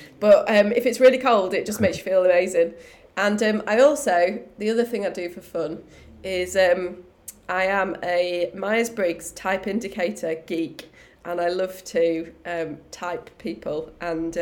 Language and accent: English; Holmfirth, Yorkshire and the Humber, United Kingdom; I'm a Yorkshire lass, so I grew up in West Yorkshire, in the little town where they filmed Last of the Summer Wine